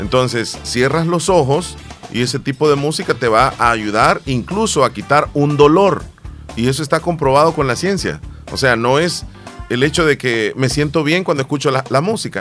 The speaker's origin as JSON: {"language": "Spanish", "country": "El Salvador", "said": "nuestro país, El Salvador"}